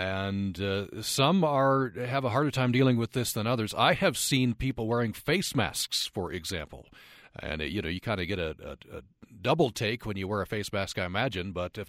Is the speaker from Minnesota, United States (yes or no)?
no; Vernal, Utah, United States; I grew up in Vernal